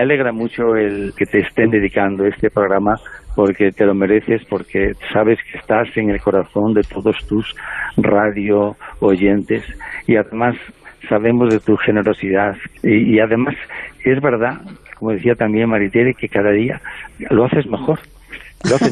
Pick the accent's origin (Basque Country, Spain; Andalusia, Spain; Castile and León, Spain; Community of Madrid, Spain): Castile and León, Spain; El Bierzo; moved away; llego a Drielzo, cada vez que llego allí, a, a mi pueblo, y veo el escenario de la infancia